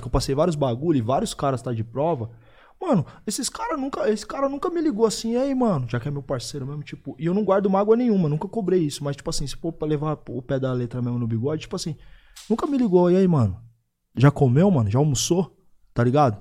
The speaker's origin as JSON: {"language": "Portuguese", "town": "Osasco", "region": "São Paulo", "country": "Brazil", "also_born_or_lived": "Bauru", "said": "sou de Bauru também. Sou de Osasco, sou de Bauru. Tenho dupla regionalidade"}